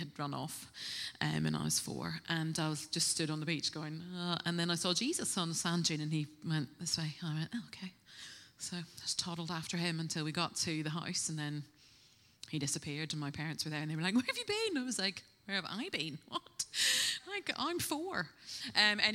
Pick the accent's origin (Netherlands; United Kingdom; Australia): United Kingdom; Northern Ireland; moved away as an adult; now in Bristol, United Kingdom; I'm originally from Northern Ireland, if you pick up a little twang, but I've been in Bristol for 20 years. I came to study here